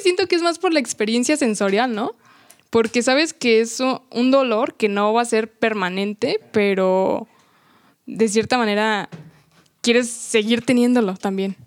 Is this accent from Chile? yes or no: no; Mexico; nuestro orgullo como mexicano